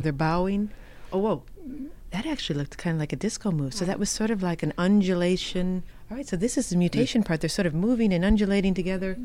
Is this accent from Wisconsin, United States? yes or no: yes; Wisconsin, United States; I grew up in Wisconsin and I know something about cows